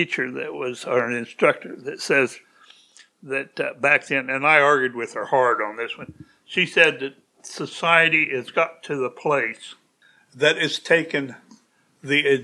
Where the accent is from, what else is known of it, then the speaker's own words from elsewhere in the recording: Danville, Illinois, United States; I grew up in Danville, Illinois, in the good days.